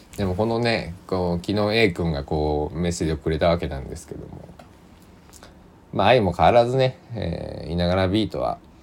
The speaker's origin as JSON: {"language": "Japanese", "region": "Kochi", "country": "Japan", "tie": "born or raised there", "said": "僕の地元高知県佐木市"}